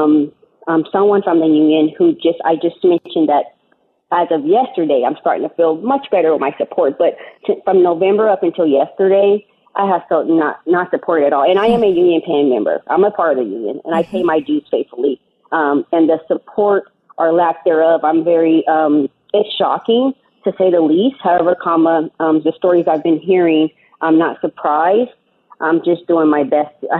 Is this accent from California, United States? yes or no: yes; San Diego, California, United States; also born or lived in Indiana; I grew up in Southeast San Diego by Lincoln High School